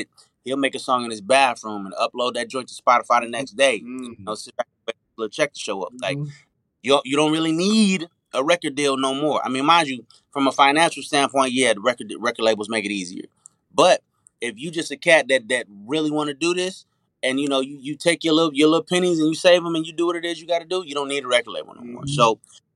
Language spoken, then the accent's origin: English; Las Vegas, Nevada, United States; moved away as an adult; also born or lived in Arkansas / Los Angeles; now in Atlanta, United States; I grew up in Las Vegas, so I'm a little bit city too